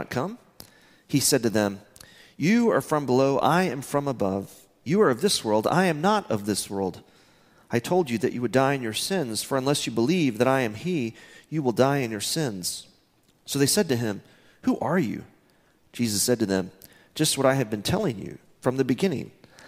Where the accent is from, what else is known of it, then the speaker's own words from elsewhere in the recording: Midland, Texas, United States; I'm from Midland, Texas.